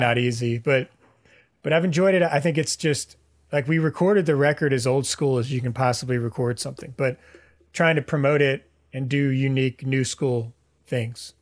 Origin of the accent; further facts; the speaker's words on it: Houston, Texas, United States; now in Austin, United States; I grew up in Houston